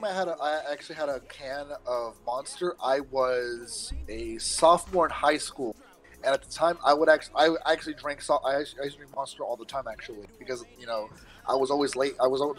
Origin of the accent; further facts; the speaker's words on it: the South, United States; Bitch, I'm from the South. Well, I was raised in the South, boy.